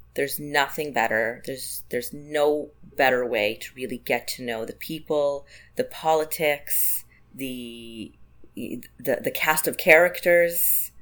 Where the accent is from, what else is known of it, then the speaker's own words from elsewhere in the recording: Israel; moved away as an adult; also born or lived in Tel Aviv; now in Prince Edward County, Canada; my husband and I were, bo- were, both born and raised in Israel